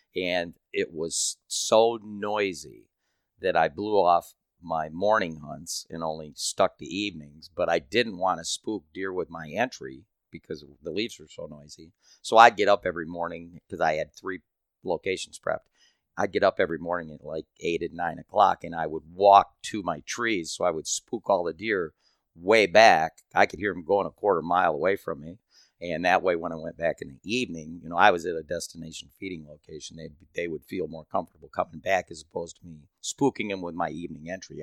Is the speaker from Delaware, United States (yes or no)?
no; Michigan, United States; I'm from Michigan